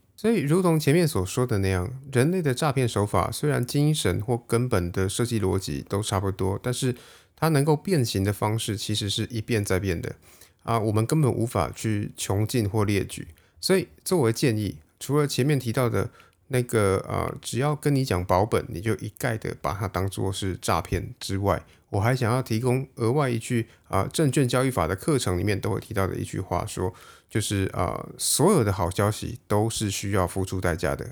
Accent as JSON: {"language": "Chinese", "country": "Taiwan", "said": "我们台湾人"}